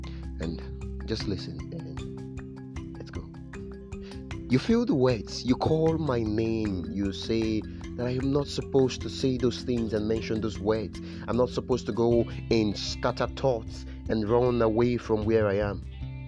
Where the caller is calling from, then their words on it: Benin City, Edo, Nigeria; I'm reaching you from Nigeria, Benin City.